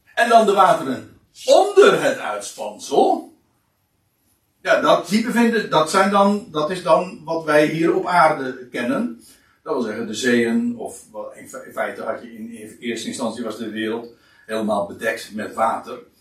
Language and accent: Dutch; Katwijk, South Holland, Netherlands; dan is het einde der aarde Katwijk. Nou ja, dat zeg ik dan weer eventjes als een beetje meteen waar ik vandaan kom